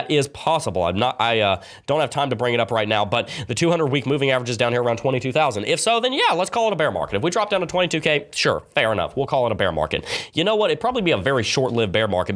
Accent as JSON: {"language": "English", "region": "the South", "country": "United States", "accent": "southern", "said": "My southern accent comes out sometimes."}